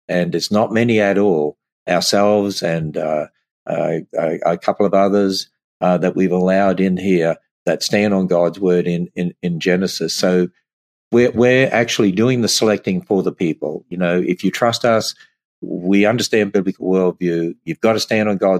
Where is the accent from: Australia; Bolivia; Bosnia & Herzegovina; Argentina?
Australia; I'm Australian